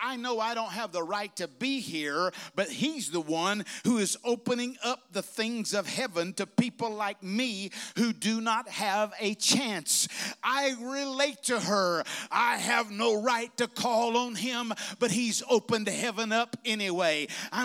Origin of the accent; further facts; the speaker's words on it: Bessemer, Alabama, United States; moved away; When I was a boy growing up, we were kids growing up in Alabama, we'd have camp meeting there in Bessemer